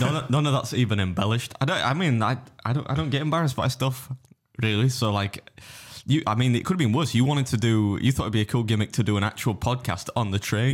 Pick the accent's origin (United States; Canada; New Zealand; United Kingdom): United Kingdom; England; I'm English